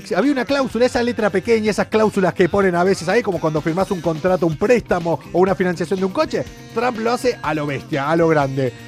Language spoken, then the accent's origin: Spanish; Argentina; soy argentino